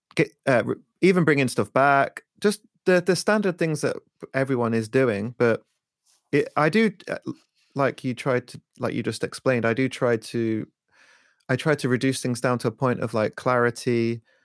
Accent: Leicester, East Midlands, United Kingdom; also born or lived in Peckham, London; now in London, United Kingdom; I'm originally from Leicester

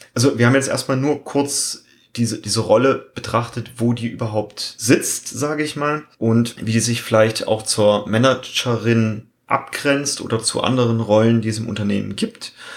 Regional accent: Germany; als Deutscher

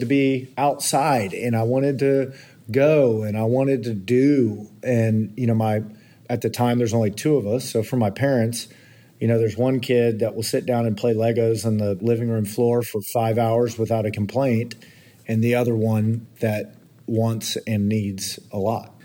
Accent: Kingwood, Texas, United States; I grew up in, in the Houston area in a suburb northeast, Kingwood, Texas.

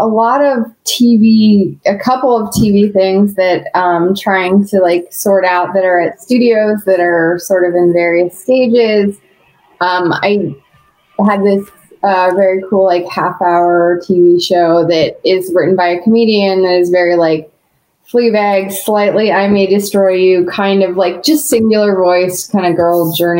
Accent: Seattle, Washington, United States; I grew up in Seattle.

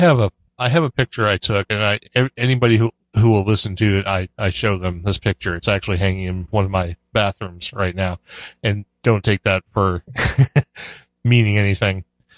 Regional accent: Laconia, New Hampshire, United States; born there; No, I said I was born in Laconia. I lived in Hampton.

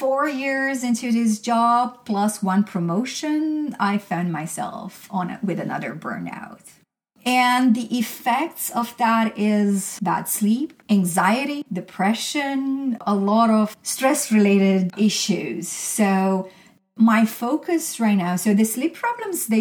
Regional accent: Romania; moved away; I'm from Romania originally

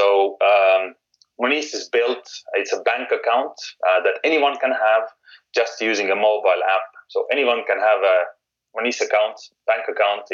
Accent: Estonia; moved away as an adult; now in United Kingdom; I'm actually from Estonia. So when I moved from Estonia to UK

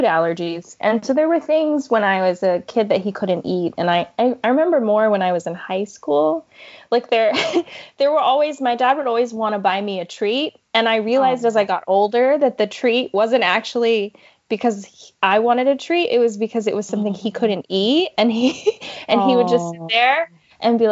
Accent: Vermont, United States; moved away; also born or lived in Hawaii / Middle East; I'm originally from Hawaii. And then when I was young, we moved to Vermont

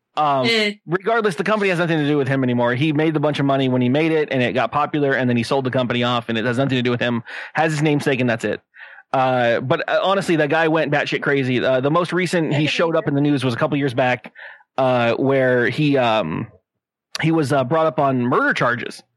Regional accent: San Diego, California, United States; I'm born and raised in San Diego

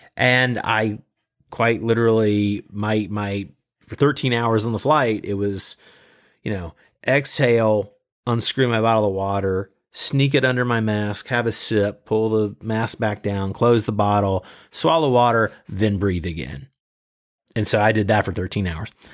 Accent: Southeast US, United States; moved away as an adult; also born or lived in Los Angeles, United States; now in Beijing, China; I'm originally from the Southeast U S. I moved to L A two thousand two

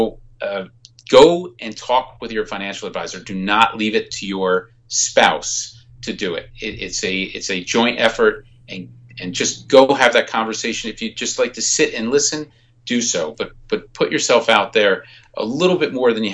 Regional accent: New Jersey, United States; I'm from New Jersey

